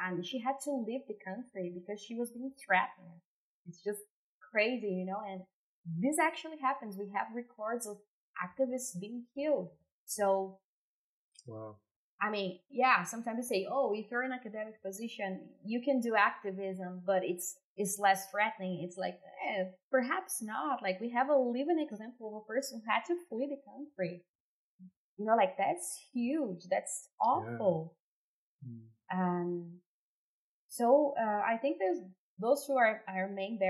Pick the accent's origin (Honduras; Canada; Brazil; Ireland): Brazil; English is a second language; also born or lived in São Paulo, Brazil